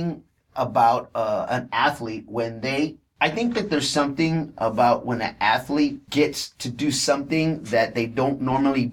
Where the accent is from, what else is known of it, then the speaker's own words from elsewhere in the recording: Texas, United States; I'm from Texas